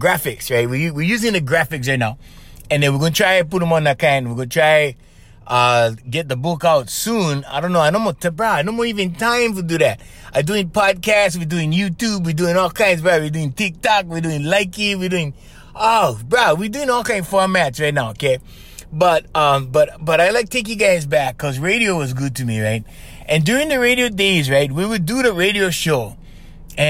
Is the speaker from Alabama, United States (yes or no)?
no; Kauai, Hawaii, United States; I'm from Kauai.